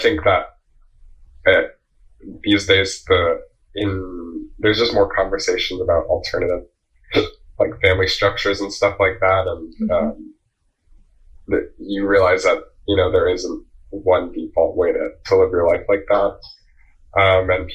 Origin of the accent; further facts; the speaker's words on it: New Jersey, United States; I'm from Jersey, like the suburbs, like 40 minute train ride from New York City